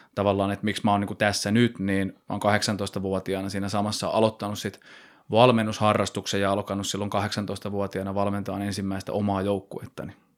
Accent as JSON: {"language": "Finnish", "town": "Nokia", "region": "Pirkanmaa", "country": "Finland", "said": "Mä oon kiekkoiluni pelannut tuolla Nokialla, että mä oon sieltä lähtöisin"}